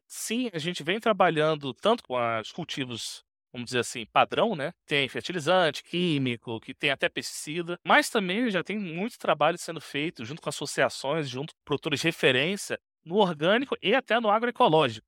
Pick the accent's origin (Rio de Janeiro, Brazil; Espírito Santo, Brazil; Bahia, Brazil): Rio de Janeiro, Brazil; Eu sou natural do Rio